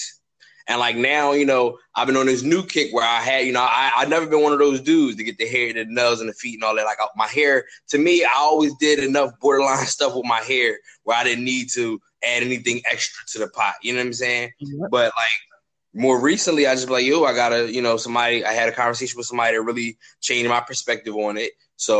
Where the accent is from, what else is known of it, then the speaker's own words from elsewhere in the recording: Philadelphia, Pennsylvania, United States; I'm from Philly